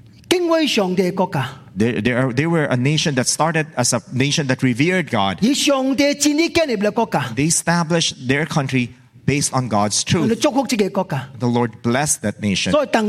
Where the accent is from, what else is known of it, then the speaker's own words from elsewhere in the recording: Hong Kong; born there; You know, I was born in Hong Kong. When I was born, I had a British passport.